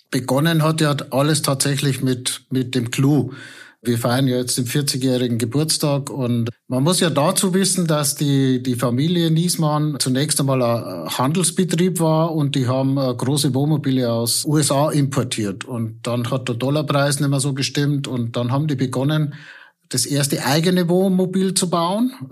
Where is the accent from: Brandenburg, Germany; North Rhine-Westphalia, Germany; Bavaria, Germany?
Bavaria, Germany; Bad Birnbach; Da, wo ich herkomme, genau in Bad Birnbach